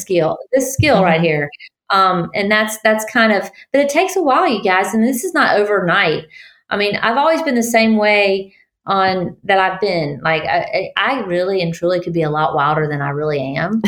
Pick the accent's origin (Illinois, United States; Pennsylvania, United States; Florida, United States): Florida, United States; Tallahassee; now in Alabama, United States; I'm from Tallahassee, Florida originally